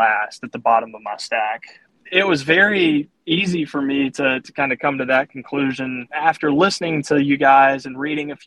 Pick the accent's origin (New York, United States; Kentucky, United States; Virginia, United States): Virginia, United States; Southern; accent: Southern; moved away as an adult; now in Greensboro, United States; I grew up in Southern Virginia